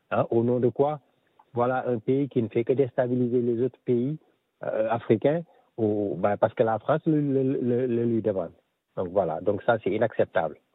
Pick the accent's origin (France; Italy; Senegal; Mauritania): Senegal; je suis sénégalais.